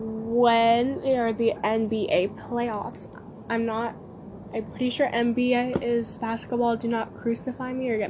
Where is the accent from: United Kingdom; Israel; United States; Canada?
Canada; I'm from Canada